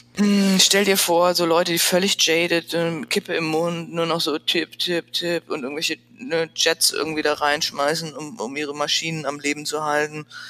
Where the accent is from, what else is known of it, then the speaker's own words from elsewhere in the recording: Frankfurt, Hesse, Germany; accent: Hessian; moved away as an adult; also born or lived in Paris / Milan / Freiburg / San Francisco; ich bin letztlich aufgewachsen in Frankfurt. Also geboren in Paris und dann sind wir ziemlich schnell nach Frankfurt gezogen und da bin ich zur Schule gegangen